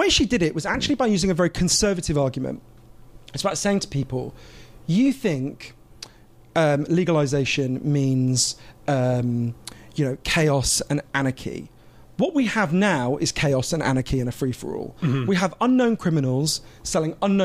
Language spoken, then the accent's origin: English; United Kingdom; I'm a Swiss citizen because of my dad, as well as obviously British